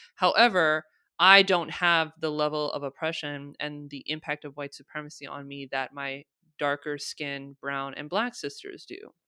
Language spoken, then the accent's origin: English; United States; I'm born and raised in the United States, I'm American